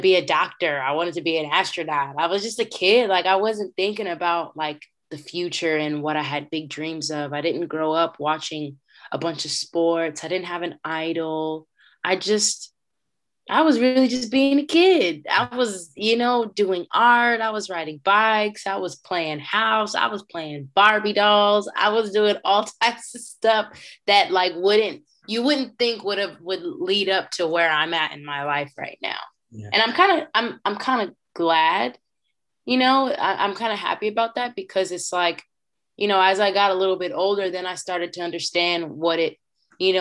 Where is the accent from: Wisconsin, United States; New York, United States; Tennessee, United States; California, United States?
California, United States; Richmond; I grew up in Richmond, California